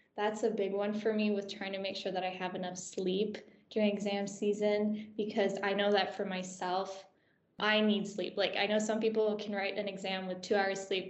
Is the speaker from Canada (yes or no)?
yes; Canada; moved away as an adult; now in Aberdeen, United Kingdom; I'm from Canada, so I'm an international student